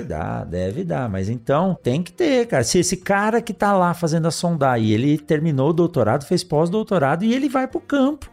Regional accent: São Paulo, Brazil; lá em São Paulo, onde meus pais moram ainda hoje, onde eu fui criado

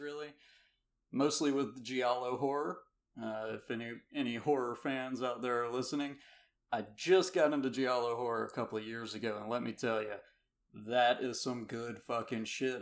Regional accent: Georgia, United States; I'm from Georgia

